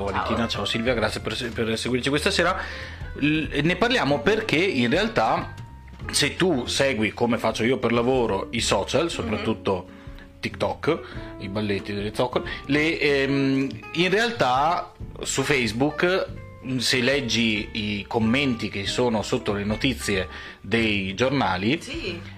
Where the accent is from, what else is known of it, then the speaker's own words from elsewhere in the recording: Veneto, Italy; Abbiamo, stiamo bevendo uno spritz perché siamo veneti.